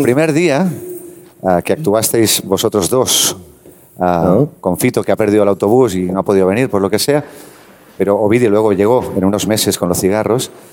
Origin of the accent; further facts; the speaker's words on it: Terrassa, Catalonia, Spain; yo soy de Tarrasa